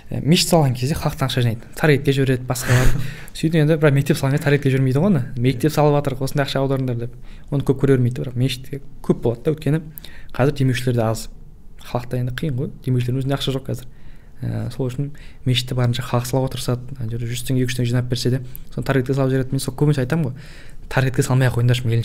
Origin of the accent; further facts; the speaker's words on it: Kogalkol, Kazakhstan; өзім де ә, қоғалкөл деген ауылда негізі сол жақтан туып өскенмін